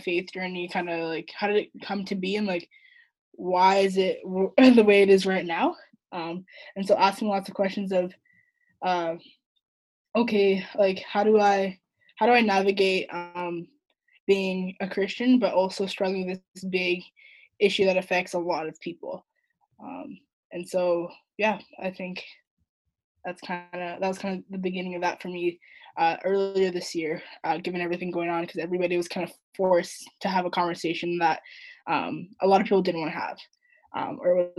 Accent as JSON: {"language": "English", "town": "Vancouver", "region": "British Columbia", "country": "Canada", "tie": "born or raised there", "also_born_or_lived": "Edmonton", "moved": "as an adult", "said": "So I grew up in Vancouver on the west side. Lived there all 18 years of my life before I moved to Edmonton for school"}